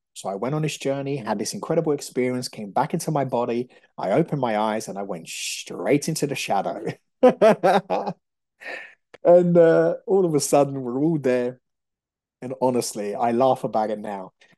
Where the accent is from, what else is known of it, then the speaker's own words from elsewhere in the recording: Brazil; moved away; I'm Brazilian, so I understand about, you know, the shamanic work. I grew up in Brazil